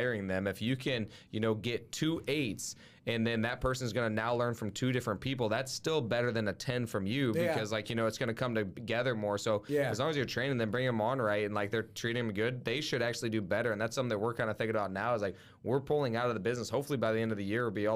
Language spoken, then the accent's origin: English; Midwest, United States; we're from the Midwest